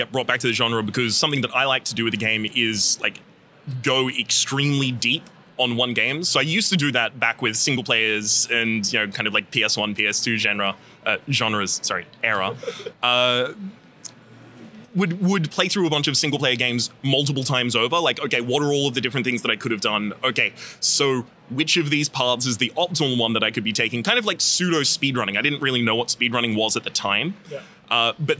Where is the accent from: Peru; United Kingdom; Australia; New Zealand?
Australia; accent: Australian; You can hear in a lot of the earlier episodes, my Australian accent is much more present